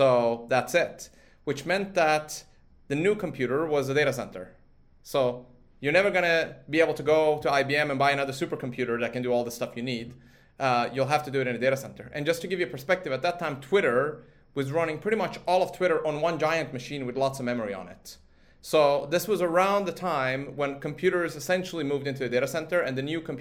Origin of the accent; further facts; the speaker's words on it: Sweden; moved away; I grew up in Sweden from a sort of age of four